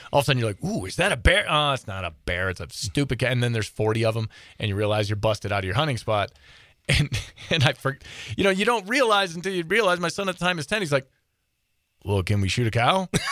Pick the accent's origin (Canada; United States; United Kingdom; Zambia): United States; Midwest; now in Montana, United States; I grew up in the Midwest